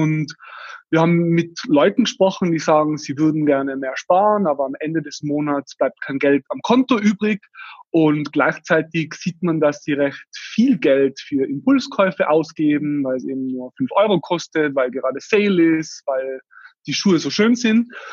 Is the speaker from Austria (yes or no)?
yes; Tyrol, Austria; wie man an meinem Dialekt dann unschwer erkennen wird, komme ich aus Österreich, aus Tirol.